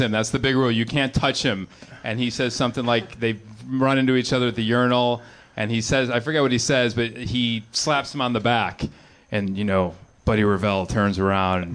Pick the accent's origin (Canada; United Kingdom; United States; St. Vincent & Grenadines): United States; Chicago, Illinois; I grew up in the suburbs of Chicago. I grew up in John Hughes country